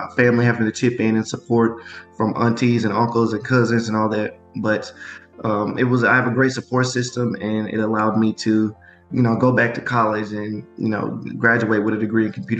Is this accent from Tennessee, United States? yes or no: yes; Memphis, Tennessee, United States; born or raised there